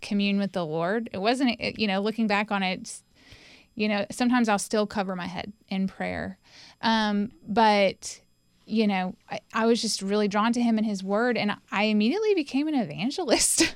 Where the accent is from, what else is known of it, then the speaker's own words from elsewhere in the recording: Winston-Salem, North Carolina, United States; also born or lived in Johnson City, Tennessee; now in Knoxville, United States; I was born in Johnson City, Tennessee, but when I was about three months old, we moved to Winston-Salem. So I call Winston-Salem, North Carolina, my home